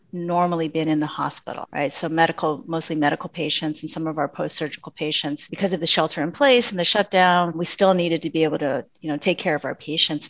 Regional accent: San Francisco, California, United States; I am Chinese American and grew up in an immigrant family in the Bay Area of around San Francisco

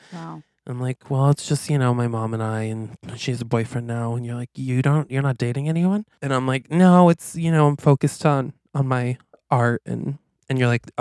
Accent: Quaint, Vermont, United States; I grew up in Quaint

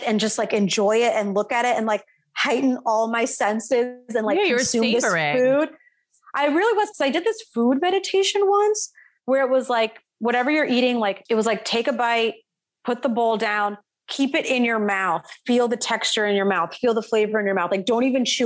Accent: Vero Beach, Florida, United States; moved away as an adult; also born or lived in Atlanta; I was born and raised in Florida

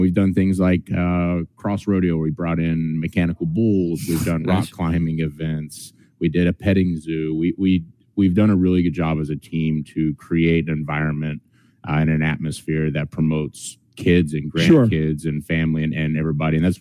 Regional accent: Pryor, Oklahoma, United States; I grew up in Pryor, Oklahoma, which is about 15 miles from Commerce, Oklahoma

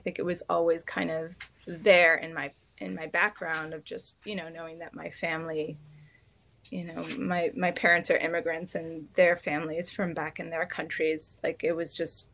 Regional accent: United States; being an American

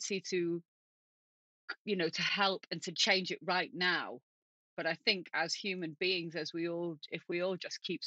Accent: Manchester, North West England, United Kingdom; I'm from Manchester. I'm originally a Manchester girl.

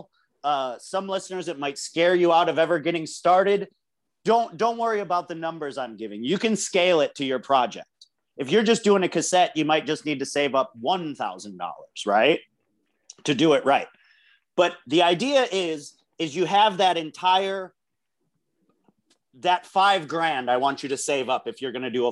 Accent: United States; As an American

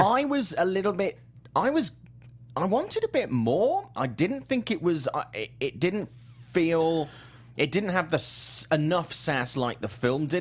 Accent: Swansea, Wales, United Kingdom; my, my hometown of Swansea in, in the U K

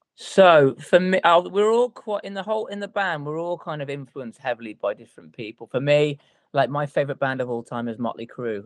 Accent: Telford, West Midlands, United Kingdom; now in Cheshire, United Kingdom; we are all originally from a little place called Telford, which is in a little place called Shropshire.

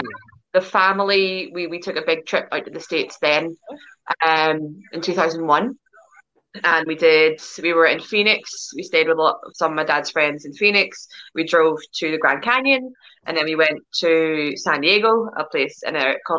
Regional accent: Northern Ireland, United Kingdom; moved away as an adult; now in Glasgow, United Kingdom; I'm Irish, but I live in Glasgow, Scotland.

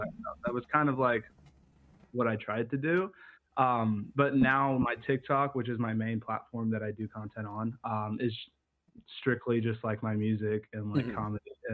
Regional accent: Casper, Wyoming, United States; moved away as an adult; now in Texas, United States; I come from Casper, Wyoming

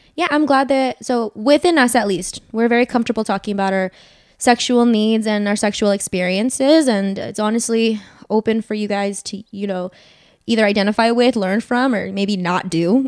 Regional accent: Northern Virginia, United States; I am born and raised in Northern Virginia

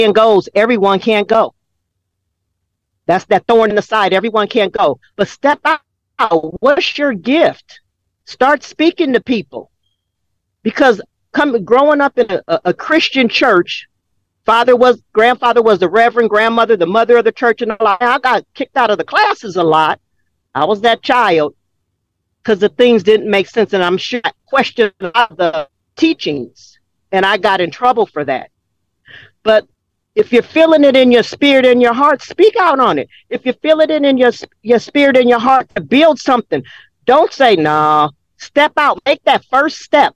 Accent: Los Angeles, California, United States; Growing up in South Central LA with the white mom and black daddy

